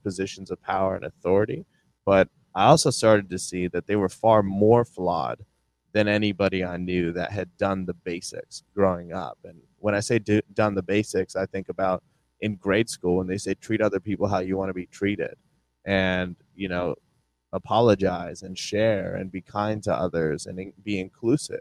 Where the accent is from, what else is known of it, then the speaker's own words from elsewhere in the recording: Ohio, United States; we grew up in Ohio